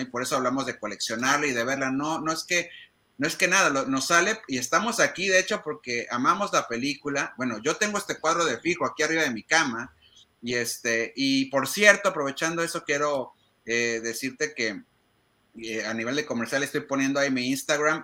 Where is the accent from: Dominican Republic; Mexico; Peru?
Mexico; nosotros como mexicanos